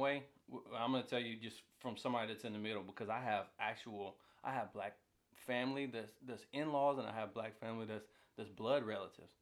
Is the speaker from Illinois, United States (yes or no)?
no; Atlanta, Georgia, United States; I, I grew up in Atlanta